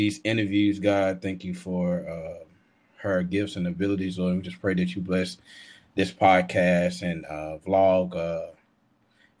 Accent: Memphis, Tennessee, United States; now in Dallas, United States; I am from Memphis, Tennessee

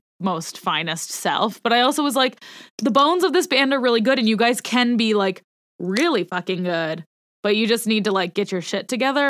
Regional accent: Montana, United States; I grew up in Montana

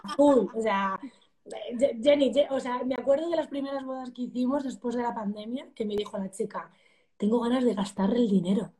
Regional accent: El Carpio de Tajo, Castilla-La Mancha, Spain; soy de pueblo, pueblo, me encanta mi pueblo

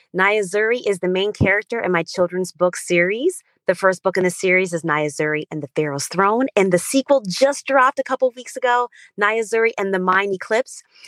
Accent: Stamford, Connecticut, United States; English is a second language; also born or lived in Berlin, Germany / Uganda; And I grew up in Stamford, Connecticut from the age of six. And growing up I was an ESL student.

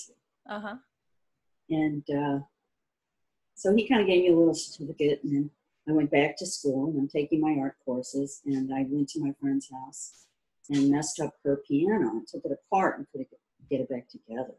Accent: St. Louis, Missouri, United States; moved away as an adult; also born or lived in Columbia, Missouri; I grew up in Missouri, and St. Louis, Missouri.

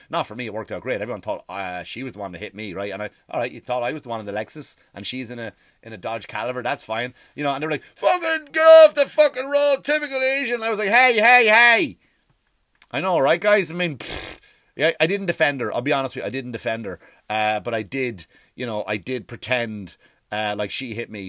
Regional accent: Ireland; I love being Irish

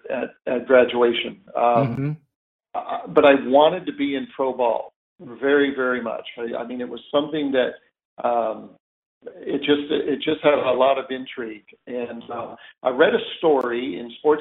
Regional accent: Chino, California, United States; we grew up in Chino

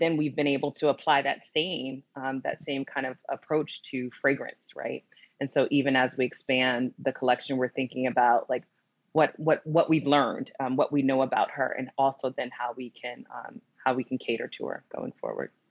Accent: New Jersey, United States; I grew up in New Jersey, and I totally was a mall kid

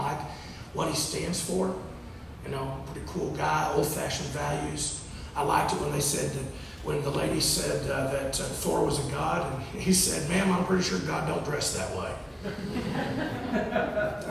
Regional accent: Texas, United States; I'm from Texas

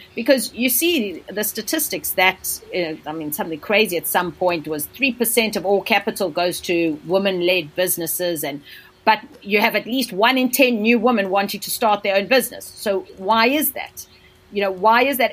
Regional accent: South Africa; also born or lived in India; now in London, United Kingdom; I'm South African. So, I come from a country where there is massive income inequalities.

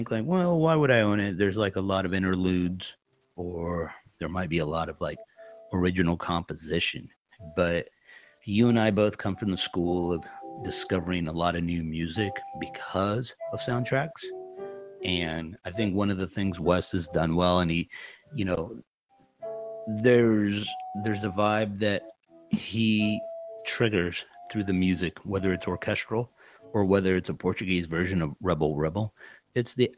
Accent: Naples, Campania, Italy; moved away; also born or lived in Los Angeles; my hometown of Napoli

